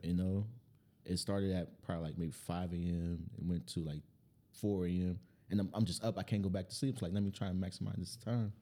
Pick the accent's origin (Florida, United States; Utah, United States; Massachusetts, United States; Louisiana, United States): Louisiana, United States; New Orleans; I'm from New Orleans